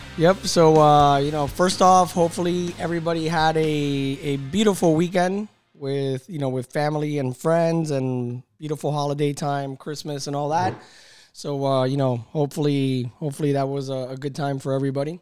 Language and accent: English; Miami, Florida, United States; I grew up in Little Havana